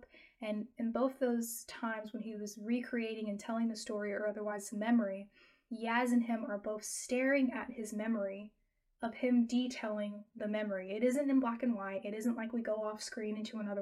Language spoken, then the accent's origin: English; United States; I'm American